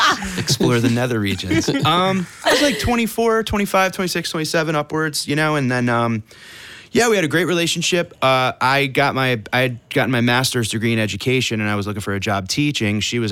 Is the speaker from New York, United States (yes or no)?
no; Connecticut, United States